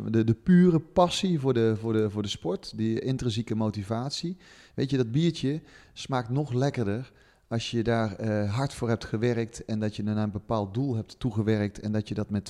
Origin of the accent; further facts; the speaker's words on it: the south, Netherlands; ik kom uit het zuiden van het land, dat hoor je niet aan